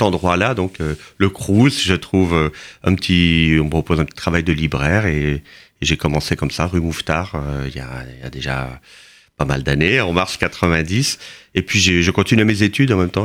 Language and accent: French; Canada; moved away as an adult; also born or lived in Le Mans, France; now in Paris, France; Je suis né au Mans et j'ai grandi au Canada